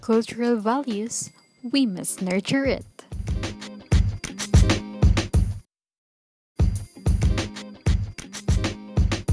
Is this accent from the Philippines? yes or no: yes; Philippines; as a Filipino, we are very upholding with culture.